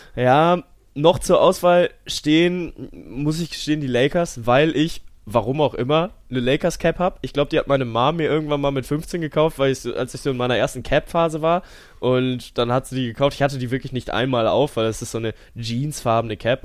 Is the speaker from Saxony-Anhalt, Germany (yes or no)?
no; Cologne, North Rhine-Westphalia, Germany; ich komme aus Köln